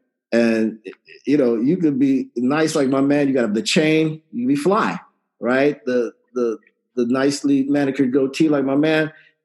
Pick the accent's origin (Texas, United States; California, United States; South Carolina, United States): Texas, United States; San Antonio; I grew up in San Antonio, Texas